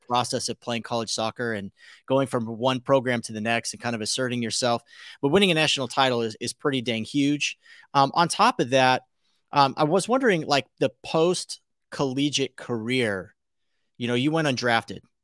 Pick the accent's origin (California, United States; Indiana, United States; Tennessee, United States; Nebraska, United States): California, United States; South Pasadena; I was born in South Pass at Huntington Memorial